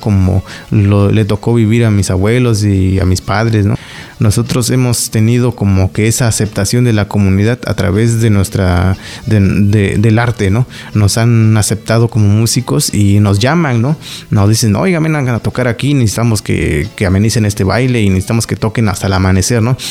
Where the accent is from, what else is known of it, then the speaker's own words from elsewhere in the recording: Eloxochitlán de Flores Magón, Oaxaca, Mexico; mi pueblo, el Oxochitlán de Flores Magón, Oaxaca